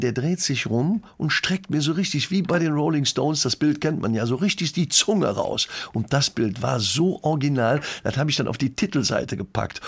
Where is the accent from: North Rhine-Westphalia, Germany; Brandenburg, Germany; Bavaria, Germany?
North Rhine-Westphalia, Germany; Leverkusen; in meinem Geburtsort gespielt, in Leverkusen-Schlebusch